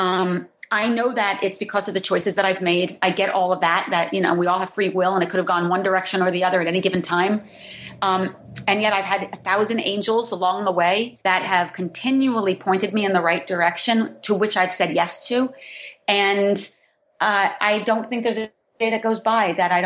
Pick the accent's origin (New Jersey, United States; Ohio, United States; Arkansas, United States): New Jersey, United States; Growing up in New Jersey, growing up and not really having any kind of formal education